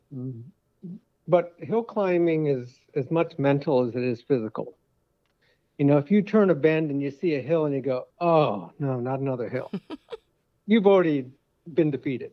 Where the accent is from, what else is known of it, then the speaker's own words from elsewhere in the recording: Connecticut, United States; now in Waukee, United States; I've been here many years now, but I grew up in Connecticut